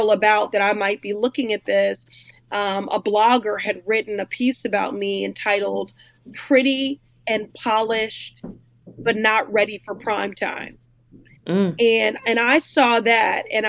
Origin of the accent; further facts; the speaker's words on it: Chicago, Illinois, United States; moved away as an adult; now in Boston, United States; I was raised in Chicago, but I left at 18 to attend Boston University.